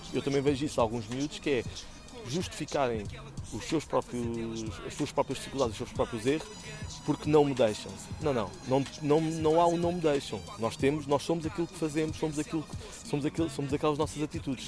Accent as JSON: {"language": "Portuguese", "region": "Lisbon", "country": "Portugal", "said": "nós somos de Chelas com muito orgulho que é o nosso bairro"}